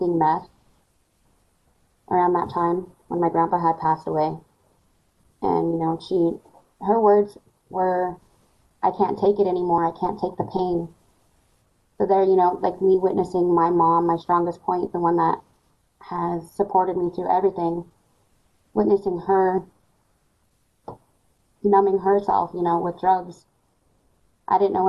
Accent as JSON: {"language": "English", "town": "Scottsbluff", "region": "Nebraska", "country": "United States", "tie": "born or raised there", "said": "I was born and raised in Scottsbluff, Nebraska."}